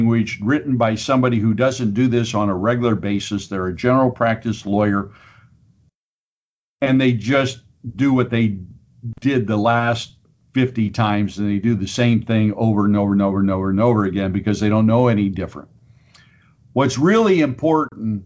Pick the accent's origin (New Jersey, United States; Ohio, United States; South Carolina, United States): Ohio, United States; Minster; I am originally from the Minster, Auglaize County area